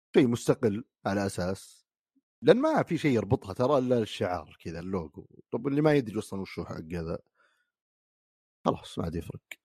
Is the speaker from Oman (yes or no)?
no; Saudi Arabia; عندنا في السعوديه